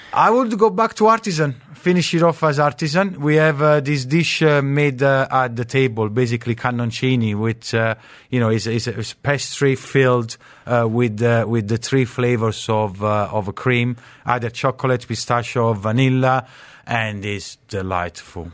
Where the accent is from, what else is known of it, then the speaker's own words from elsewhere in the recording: Naples, Campania, Italy; now in United Arab Emirates; I'm from Napoli